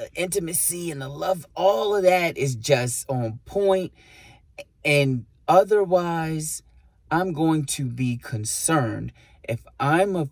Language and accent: English; New York City, New York, United States; also born or lived in Puerto Rico; as a New Yorker, you know, it's like, you know, I grew up, you know, saying B